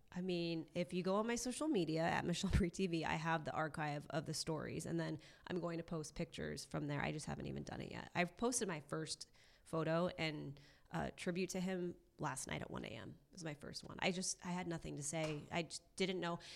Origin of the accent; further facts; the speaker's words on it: Orange County, California, United States; also born or lived in Newport Beach; now in Los Angeles, United States; I grew up in Orange County